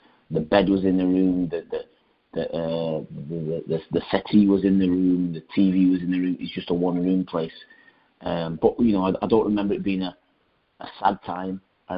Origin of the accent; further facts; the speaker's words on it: Rochdale, North West England, United Kingdom; Initially it was myself, my brother, who's a year older, my mum, my dad, and I was a working man's place. It was a nice little place, small town.